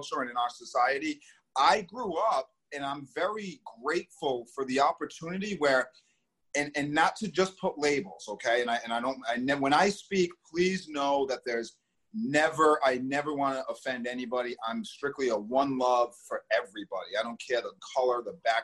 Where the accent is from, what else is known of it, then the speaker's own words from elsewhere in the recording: East Providence, Rhode Island, United States; growing up in East Providence, I was really really fortunate